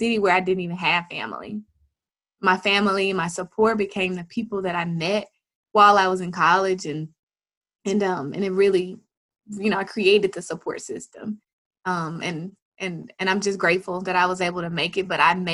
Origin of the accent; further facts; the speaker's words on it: Jackson, Tennessee, United States; moved away as an adult; also born or lived in Memphis, Tennessee; I moved from Jackson, Tennessee to Memphis, Tennessee to go to college